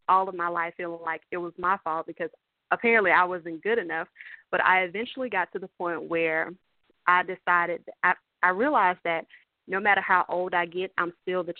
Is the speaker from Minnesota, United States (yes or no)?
no; Columbia, South Carolina, United States; So I'm from South Carolina, actually from Columbia, South Carolina, born and raised